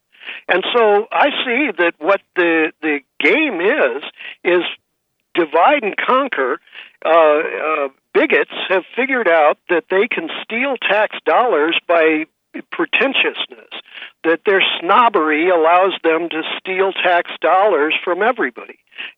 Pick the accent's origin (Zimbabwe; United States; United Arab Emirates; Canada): United States; St. Louis, Missouri; So I came from St. Louis, and in the 1960s, for example, there was such a bigoted city